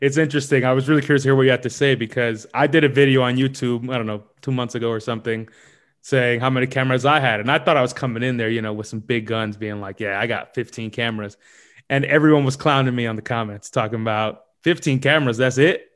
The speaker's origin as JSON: {"language": "English", "town": "New York City", "region": "New York", "country": "United States", "also_born_or_lived": "London", "moved": "yes", "said": "I'm from New York, but I'm in London right now"}